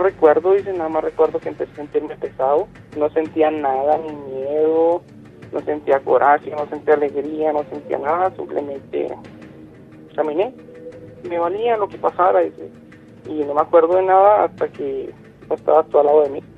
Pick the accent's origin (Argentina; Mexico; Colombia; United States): Mexico; Chihuahua; Yo soy de, de, de Chihuahua